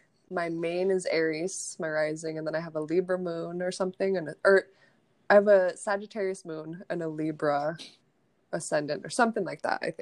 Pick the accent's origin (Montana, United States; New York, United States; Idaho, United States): Montana, United States; I grew up in Montana.